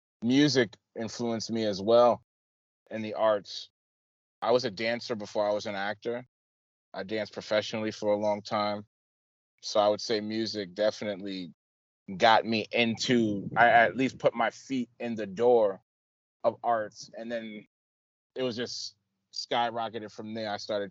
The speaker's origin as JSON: {"language": "English", "country": "United States", "tie": "born or raised there", "also_born_or_lived": "Staten Island, New York / Plattsburgh, New York / Teaneck, New Jersey / Newark, New Jersey", "said": "I was born in Staten Island, New York, raised in Plattsburgh, New York, and Teaneck, New Jersey."}